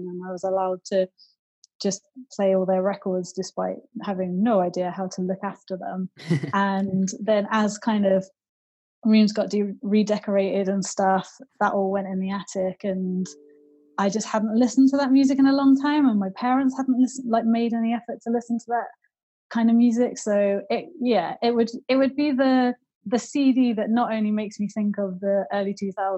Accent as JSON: {"language": "English", "town": "Wolverhampton", "region": "West Midlands", "country": "United Kingdom", "tie": "born or raised there", "said": "I grew up in Wolverhampton, which has like got a huge Northern Soul history."}